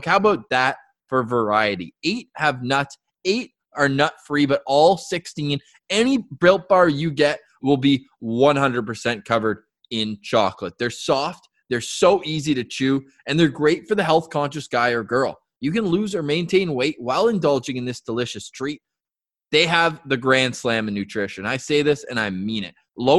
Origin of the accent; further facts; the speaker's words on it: Halifax, Nova Scotia, Canada; Fans of the show know I grew up living in Halifax for a few years.